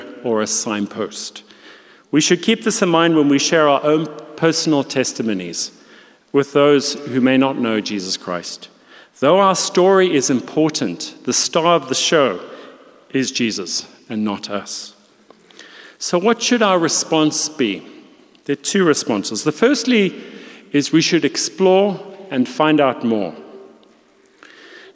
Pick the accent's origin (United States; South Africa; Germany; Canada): South Africa; moved away; also born or lived in London; being a South African